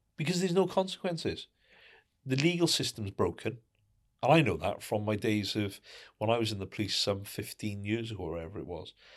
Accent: United Kingdom; in the U K, 'cause we're a very kind of reserved nation

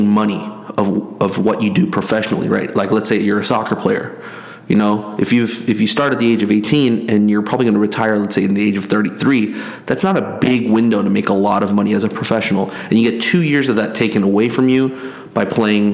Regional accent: South Korea; now in United States; me growing up in Korea, where national sports is a big deal

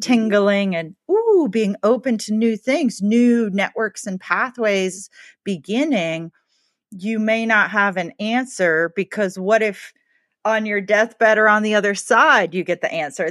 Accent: the South, United States; I grew up in the South

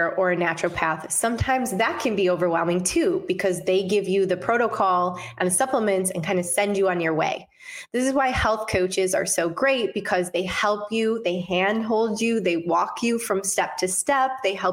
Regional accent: Detroit, Michigan, United States; moved away; also born or lived in Los Angeles; My hometown, Detroit, Michigan

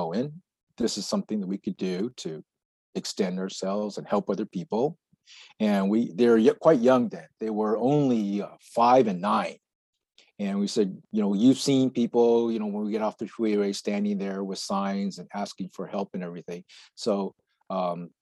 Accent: United States; I was born and raised in the United States

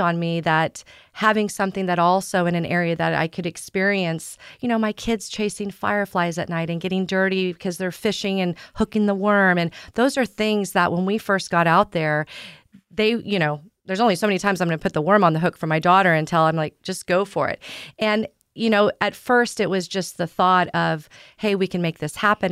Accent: Southeast Kansas, United States; moved away as an adult; now in San Diego, United States; I grew up in the Midwest in a small town in Southeast Kansas

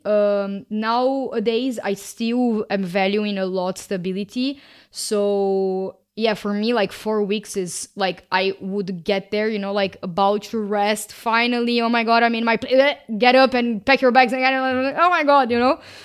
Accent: Brazil; moved away; I am originally from Brazil

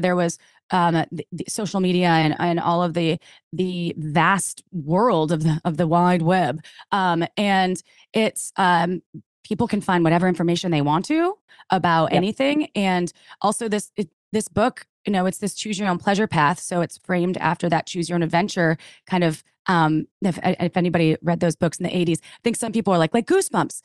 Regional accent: Wisconsin, United States; moved away; I came from the Midwest, from Wisconsin, and very conservative

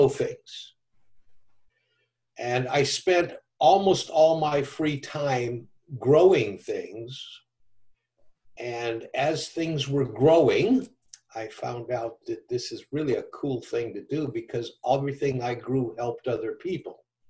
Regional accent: Downey, California, United States; also born or lived in Chicago, Illinois; about 9, 10, 11 years old. We moved from Chicago, South Chicago, to California

